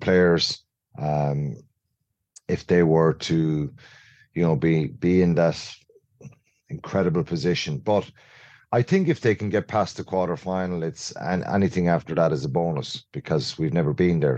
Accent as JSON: {"language": "English", "country": "Ireland", "said": "as Irish people"}